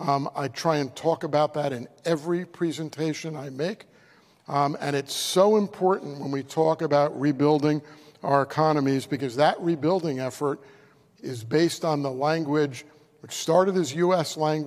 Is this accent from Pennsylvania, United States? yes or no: yes; Philadelphia, Pennsylvania, United States; moved away as an adult; now in Canada; my hometown of Philadelphia